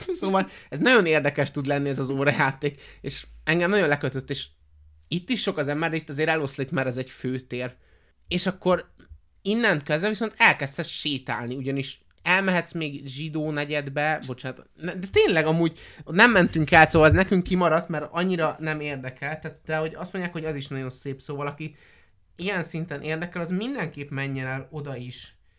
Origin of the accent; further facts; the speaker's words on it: Hungary; magyarok vagyunk